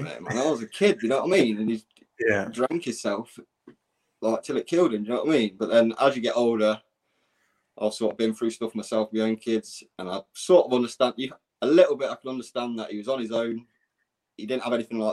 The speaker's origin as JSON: {"language": "English", "town": "Grantham", "region": "East Midlands", "country": "United Kingdom", "said": "I'm from Grantham, small little town"}